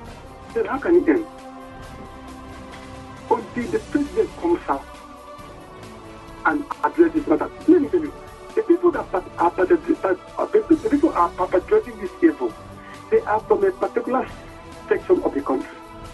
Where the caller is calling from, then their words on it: Nasarawa, Nigeria; I am calling from Nasarawa State.